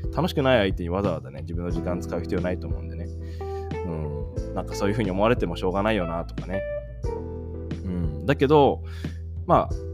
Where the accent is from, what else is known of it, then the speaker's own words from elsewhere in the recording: Japan; moved away as an adult; 僕21の時にあの日本を出ててね海外で生活してで日本にこうたまに帰ってきたりとかしてた